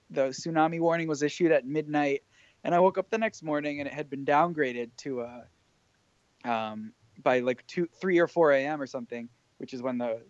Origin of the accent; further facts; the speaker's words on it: Fairfield, Connecticut, United States; Connecticut, which is actually where I'm from